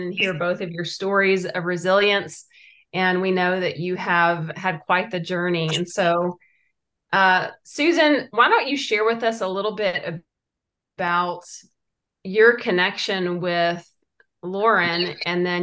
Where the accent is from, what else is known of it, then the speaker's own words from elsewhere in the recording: Texas, United States; I'm a Texas girl